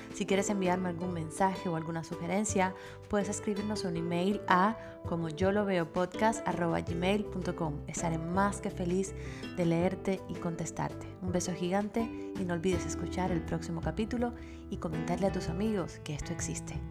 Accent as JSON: {"language": "Spanish", "country": "Cuba", "said": "somos cubanas, yo soy muy rubia"}